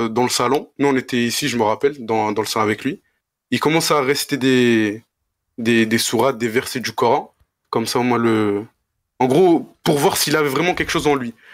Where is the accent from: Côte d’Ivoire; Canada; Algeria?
Algeria; Mostaganem, Mostaganem Province; Algérien de Mostaganem, plus précisément.